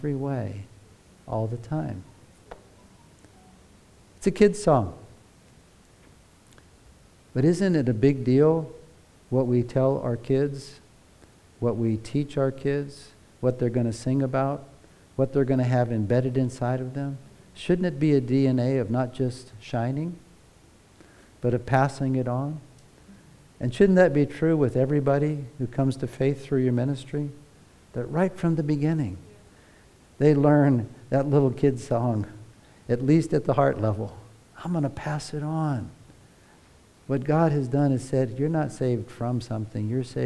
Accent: United States; moved away; Growing up in America, if you were in the church, all the little kids were taught to sing

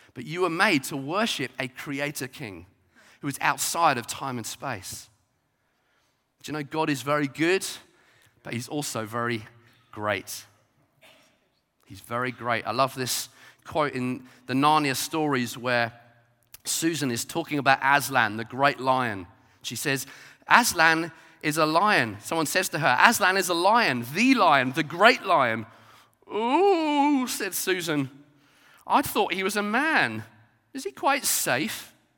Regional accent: Brighton, South East England, United Kingdom; I grew up in Brighton

